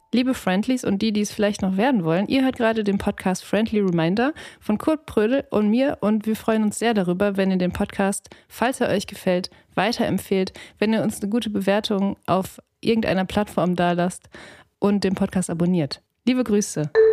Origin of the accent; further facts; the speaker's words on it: Ruhr area, North Rhine-Westphalia, Germany; ich bin im Ruhrgebiet aufgewachsen